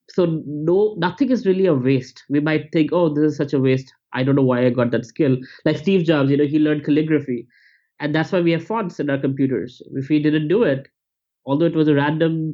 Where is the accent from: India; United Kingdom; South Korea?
India; moved away as an adult; also born or lived in United States; I was not judged for being Indian or brown